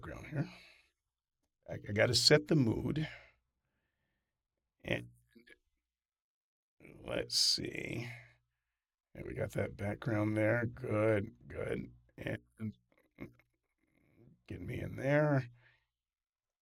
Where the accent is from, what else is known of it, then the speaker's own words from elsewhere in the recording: the South, United States; growing up in the South